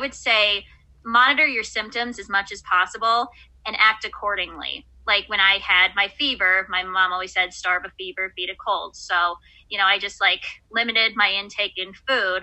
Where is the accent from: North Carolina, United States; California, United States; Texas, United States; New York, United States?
New York, United States; Buffalo; I'm from Buffalo, New York